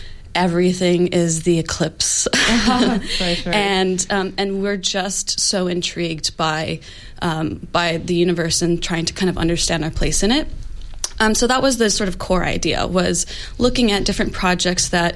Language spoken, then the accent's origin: English; United States; now in Australia; I'm also from the U.S.